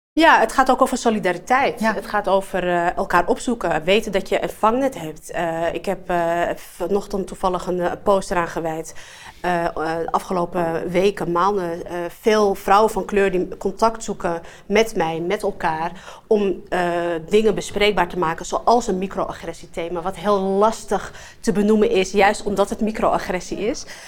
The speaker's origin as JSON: {"language": "Dutch", "town": "Amsterdam", "region": "North Holland", "country": "Netherlands", "tie": "born or raised there", "said": "Ik ben een Amsterdammer in hart en nieren, geboren getogen in Amsterdam-West."}